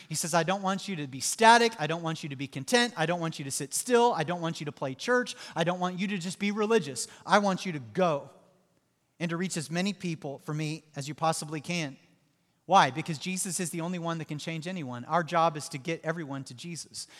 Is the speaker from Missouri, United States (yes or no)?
yes; Southwest Missouri, United States; moved away; I grew up in Southwest Missouri